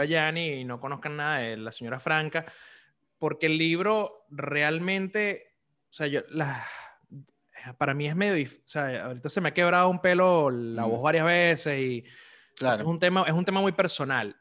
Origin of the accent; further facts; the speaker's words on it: Venezuela; moved away; como venezolanos